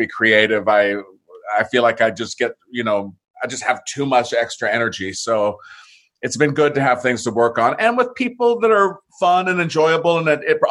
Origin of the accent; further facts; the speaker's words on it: San Diego, California, United States; also born or lived in Santa Monica; I was born in Santa Monica and grew up in San Diego.